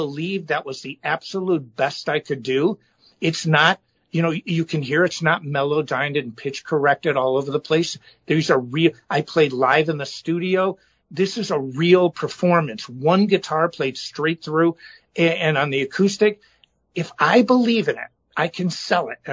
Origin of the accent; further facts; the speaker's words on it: Chicago, Illinois, United States; I'm from Chicago